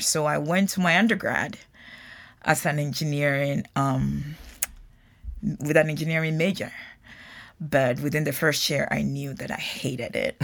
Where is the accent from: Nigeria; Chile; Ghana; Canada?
Ghana; moved away as an adult; now in United States; having been born and raised in Ghana